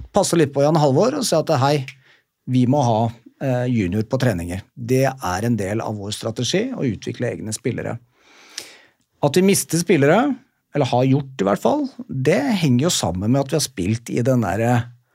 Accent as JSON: {"language": "Norwegian", "region": "Oslo", "country": "Norway", "said": "jeg kom fra Bjølsen skole"}